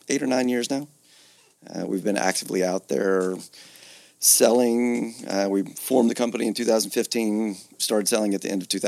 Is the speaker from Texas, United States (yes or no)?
no; Georgia, United States; moved away as an adult; also born or lived in Atlanta, Georgia / Philadelphia, Pennsylvania; originally I'm from Georgia.